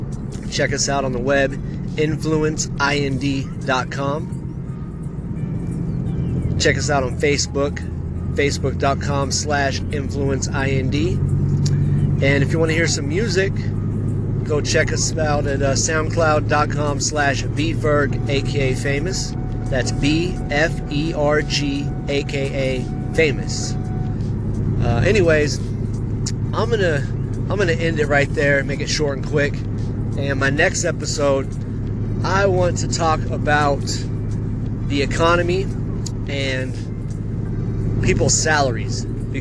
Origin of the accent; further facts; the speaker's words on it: California, United States; also born or lived in Baton Rouge / Seattle; I was born in Baton Rouge, Louisiana, back in 1984. And then, a couple years later, moved to Seattle, Washington for a year. And then, finally, to California.